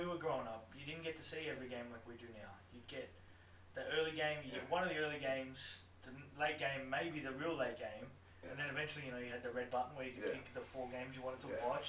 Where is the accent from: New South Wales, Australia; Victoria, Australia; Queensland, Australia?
New South Wales, Australia; Northern; I mean, I'm from Northern New South Wales